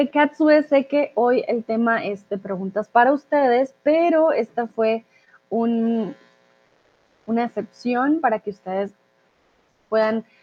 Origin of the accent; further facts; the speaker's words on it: Colombia; Y aquí, cuando digo que soy de Colombia, es como, hmm